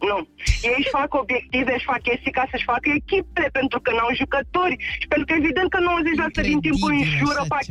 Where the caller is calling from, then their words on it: Bucharest, Romania; sunt din București